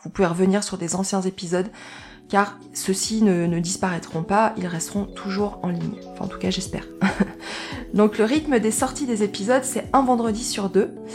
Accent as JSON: {"language": "French", "region": "Auvergne-Rhône-Alpes", "country": "France", "tie": "born or raised there", "moved": "yes", "lives_now": "Dordogne, France", "said": "je suis pas, suis pas originaire de, de, Dordogne hein, parce que je suis Auvergne, je suis auvergnate"}